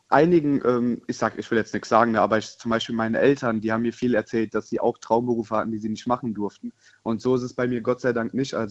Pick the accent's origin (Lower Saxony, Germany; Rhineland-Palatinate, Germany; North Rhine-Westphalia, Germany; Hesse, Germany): Rhineland-Palatinate, Germany; ich komme aus der Nähe von Koblenz.